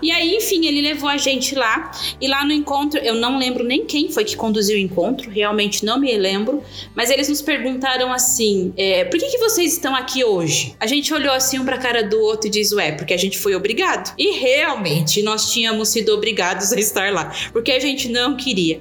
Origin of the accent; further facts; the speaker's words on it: Itaquaquecetuba, São Paulo, Brazil; also born or lived in Suzano; eu sou natural de Suzano, mas realmente só nascida mesmo em Suzano, porque minha família sempre morou aqui mesmo, em Itaquaquecetuba. Então eu sou natural daqui, de Itaquá mesmo